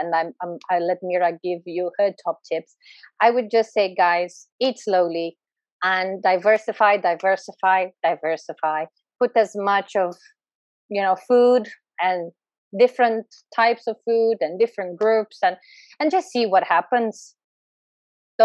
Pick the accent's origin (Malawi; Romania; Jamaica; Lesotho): Romania; I'm Eastern European. I was born in Eastern Europe, in Romania.